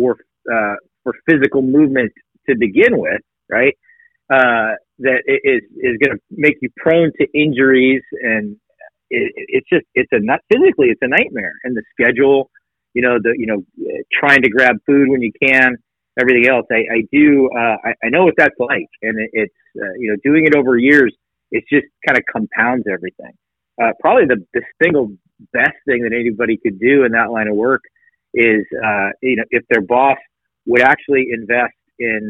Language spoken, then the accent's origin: English; Tehachapi, California, United States; also born or lived in Redondo Beach, California; I was born in Redondo Beach, California. I spent my formative years in a little town called Tehachapi.